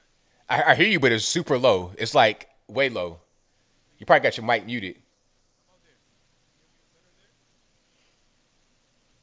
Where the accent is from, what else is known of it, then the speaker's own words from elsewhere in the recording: West Virginia, United States; moved away; I was born in West Virginia. I got a lot of family up there